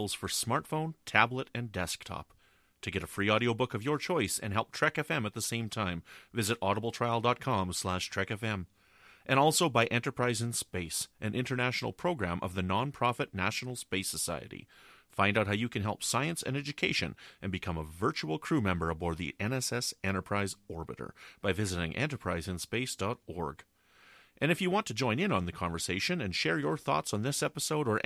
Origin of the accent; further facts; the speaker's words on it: Canada; I'm from Canada